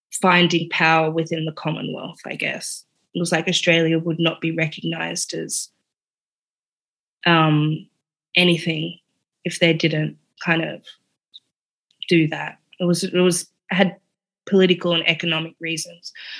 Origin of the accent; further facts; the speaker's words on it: Namibia; I go from being South African to Namibian, the end of apartheid.